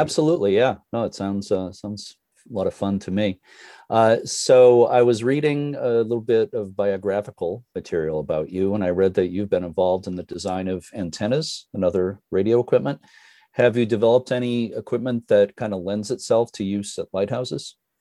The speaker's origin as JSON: {"language": "English", "area": "near Boston", "region": "Massachusetts", "country": "United States", "tie": "born or raised there", "moved": "yes", "lives_now": "New Hampshire, United States", "said": "growing up near Boston"}